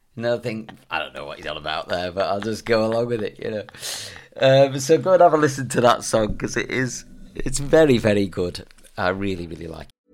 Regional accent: England, United Kingdom; me being English, speaking French

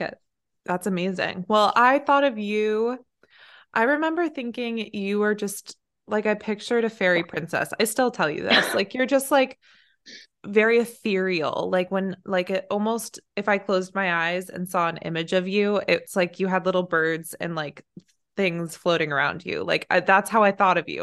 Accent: Silicon Valley, California, United States; moved away; we're from Silicon Valley

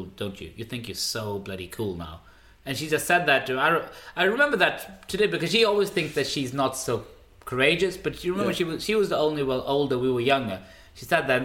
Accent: Märsta, Stockholm County, Sweden; first language Swedish; English is a second language; also born or lived in Norrviken, Sollentuna; when I grew up in Mashta

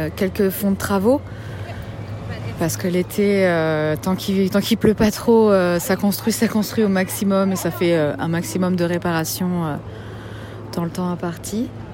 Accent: Yvelines, Paris suburbs, Île-de-France, France; moved away as an adult; now in Vancouver, Canada; Je viens, je dis toujours que je viens de Paris, mais je viens de la banlieue parisienne, je viens des Yvelines

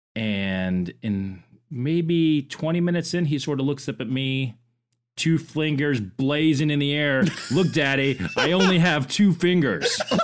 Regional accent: Orlando, Florida, United States; I grew up in Orlando, I grew up around Disney

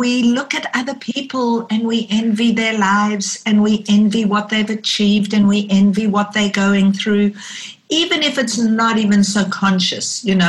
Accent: South Africa; growing up in South Africa during the apartheid era, there were two colors, black and white. And you couldn't not be aware of the fact that being white, I was privileged.

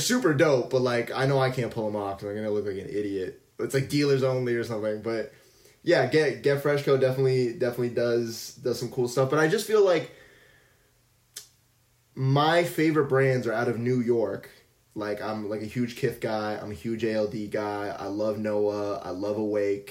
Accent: Vaughan, Ontario, Canada; I'm not from Toronto, but I guess Vaughan

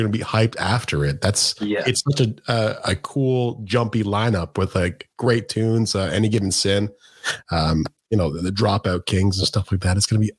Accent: Canada; we're Canadian

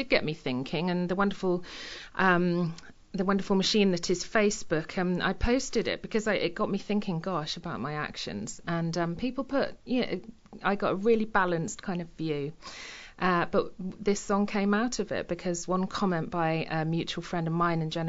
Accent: Lincolnshire, East Midlands, United Kingdom; moved away as an adult; also born or lived in Devon / Milton Keynes / Bath; now in Totnes, United Kingdom; I was born and brought up in Lincolnshire. I actually lived there until I was 29, and then I moved to Devon

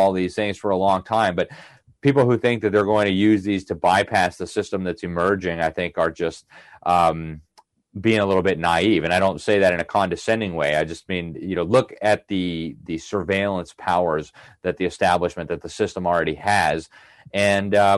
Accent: Miami, Florida, United States; my hometown of Miami

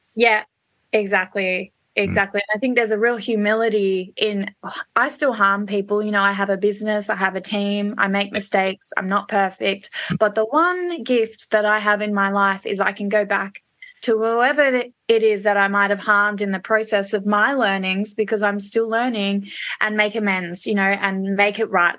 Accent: Melbourne, Victoria, Australia; also born or lived in Perth, Australia / London; I'm a Melbourne girl at heart, although I was born and bred in Perth

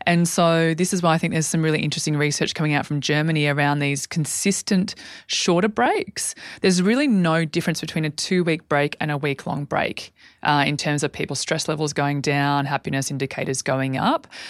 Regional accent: Albury, New South Wales, Australia; when I was a young girl growing up in Aubrey.

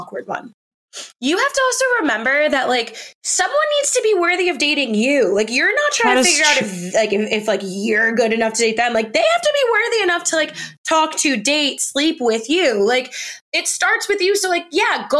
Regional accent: New York City, New York, United States; also born or lived in New Jersey; I'm from New York, but like, kind of, I'm from Jersey, but I grew up in New York City

